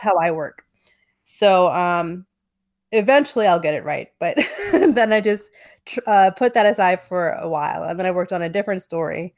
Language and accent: English; New Jersey, United States; now in Los Angeles, United States; I live in L A now, but I'm from New Jersey